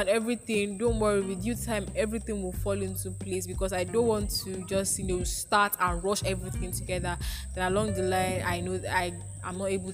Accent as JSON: {"language": "English", "country": "Nigeria", "tie": "born or raised there", "said": "On this day, 19 years ago, I was born into this earth. This Nigeria"}